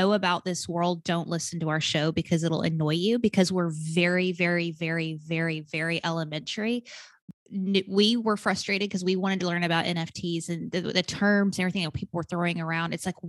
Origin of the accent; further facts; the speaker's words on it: Arkansas, United States; now in Atlanta, United States; I was born and raised in Arkansas, stuck to the South, still Southern.